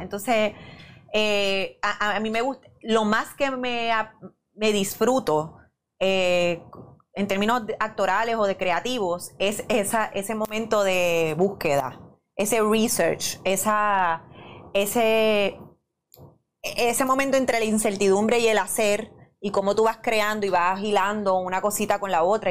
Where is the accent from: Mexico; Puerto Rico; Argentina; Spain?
Puerto Rico; Bayamón; yo soy de Bayamón de pura cepa